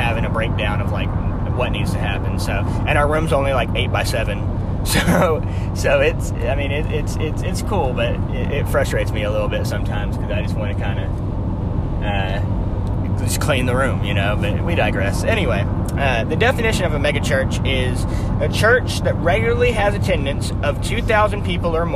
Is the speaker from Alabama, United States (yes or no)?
yes; Birmingham, Alabama, United States; we currently reside and were raised in Birmingham and Greater Birmingham, Alabama